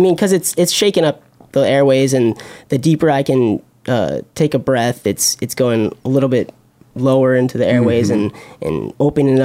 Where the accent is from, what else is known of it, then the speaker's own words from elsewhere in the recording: Florida, United States; moved away as an adult; now in New York City, United States; I grew up in Florida. I was born and raised in Florida, and I lived like 10 minutes from the beach